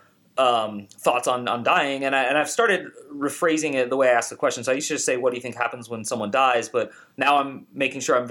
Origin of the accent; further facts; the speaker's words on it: Bay Area, California, United States; I'm from the Bay Area of California, the hippie side of it